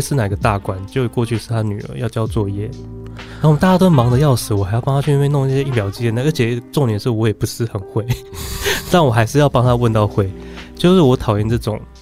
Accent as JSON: {"language": "Chinese", "country": "Taiwan", "said": "我们台湾人"}